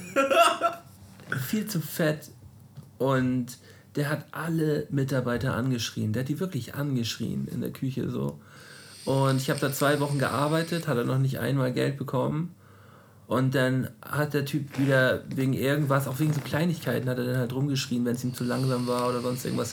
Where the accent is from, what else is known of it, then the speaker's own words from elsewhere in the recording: Flensburg, Schleswig-Holstein, Germany; aus Flensburg